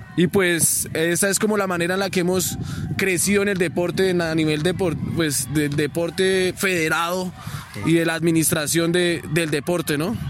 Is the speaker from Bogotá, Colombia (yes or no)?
no; Sogamoso, Boyacá, Colombia; yo soy oriundo de Sogamoso